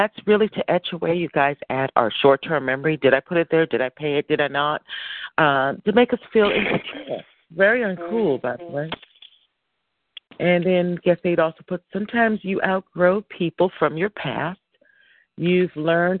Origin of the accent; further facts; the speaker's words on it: United States; I am an American.